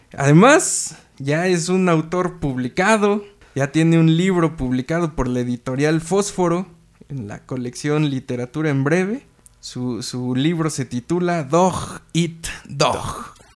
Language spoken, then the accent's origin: Spanish; Naucalpan, State of Mexico, Mexico; Esto que compartimos todos los naucalpenses. No somos chilangos.